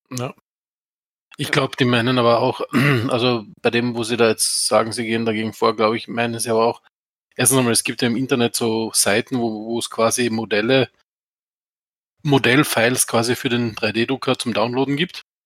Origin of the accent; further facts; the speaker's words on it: Austria; ich komme quasi aus dem Schluchtendorf, aus Österreich.